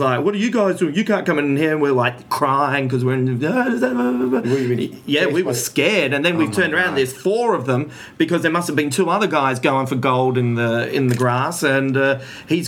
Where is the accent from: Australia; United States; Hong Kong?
Australia; Adelaide, South Australia; we're from Adelaide, drug capital of the Southern Hemisphere